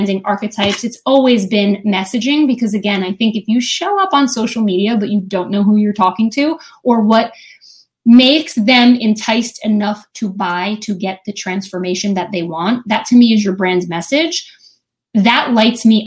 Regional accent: New Jersey, United States; I'm from New Jersey

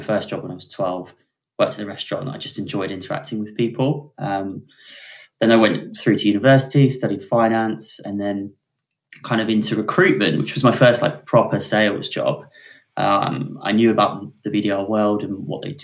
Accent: Weymouth, South West England, United Kingdom; now in Tunbridge Wells, United Kingdom; I'm from sunny Weymouth, which is a seaside town in Dorset

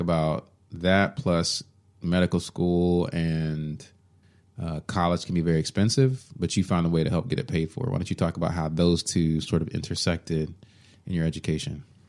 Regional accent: Allen, Texas, United States; I grew up in Allen, Texas

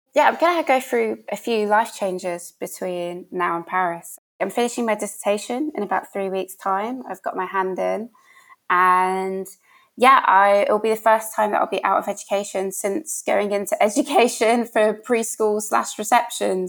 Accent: Birmingham, West Midlands, United Kingdom; moved away as an adult; It's in Birmingham. I'm from Birmingham. The pool is literally like a mile away from the house that I lived in my whole time whilst I was there.

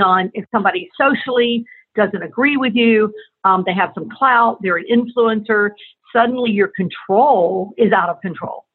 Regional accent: Tallahassee, Florida, United States; moved away as an adult; also born or lived in Atlanta, Georgia; I was from and born and raised in Tallahassee, Florida

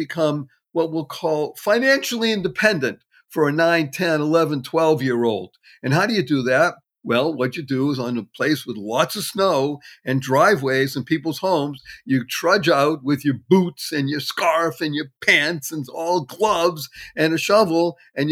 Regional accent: Brookline, Massachusetts, United States; also born or lived in Dorchester, Boston; I grew up in a wonderful town adjacent called Brookline.

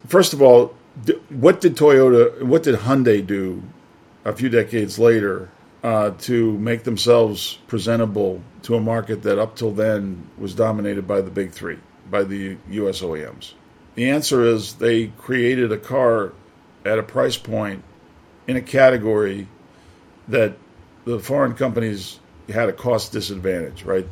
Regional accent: New York, United States; moved away as an adult; also born or lived in Detroit; now in Shanghai, China; I'm from New York

